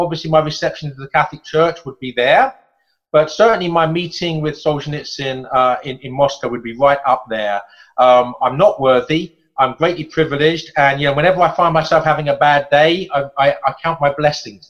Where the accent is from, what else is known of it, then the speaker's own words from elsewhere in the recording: England, United Kingdom; as an Englishman